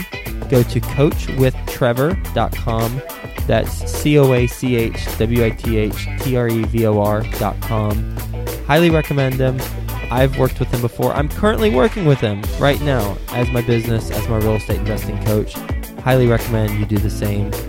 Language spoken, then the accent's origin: English; Dallas, Texas, United States; moved away; based in Dallas, Texas. My old hometown